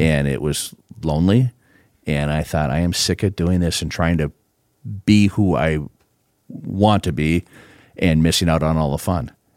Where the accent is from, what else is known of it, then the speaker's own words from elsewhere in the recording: Proctor, Minnesota, United States; also born or lived in Hermantown, Minnesota; now in Grand Forks, United States; I grew up in Proctor, Minnesota.